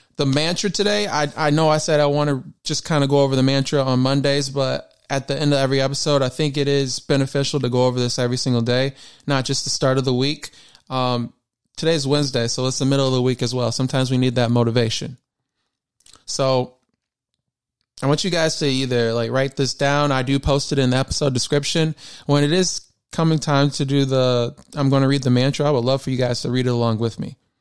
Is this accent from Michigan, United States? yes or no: yes; Michigan, United States; I was born and raised in Michigan